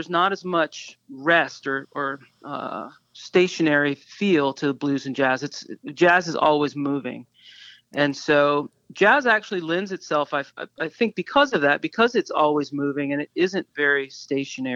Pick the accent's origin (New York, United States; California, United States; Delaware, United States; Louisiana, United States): Louisiana, United States; New Orleans; I am from New Orleans and I grew up there